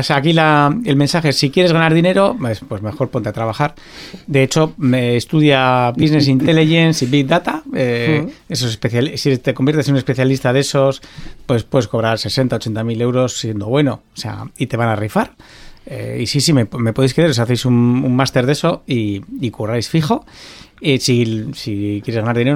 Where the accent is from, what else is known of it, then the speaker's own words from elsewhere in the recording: Basque Country, Spain; porque soy vasco, porque soy de aquí, porque quiero trabajar aquí